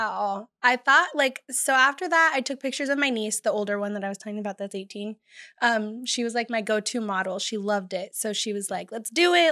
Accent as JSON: {"language": "English", "town": "Bakersfield", "region": "California", "country": "United States", "tie": "born or raised there", "said": "I'm born and raised in Bakersfield, California"}